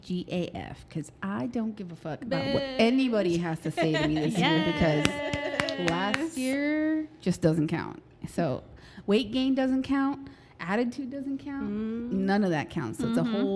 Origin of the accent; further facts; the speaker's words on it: San Antonio, Texas, United States; Yeah, we're famous for the Alamo and for Mel.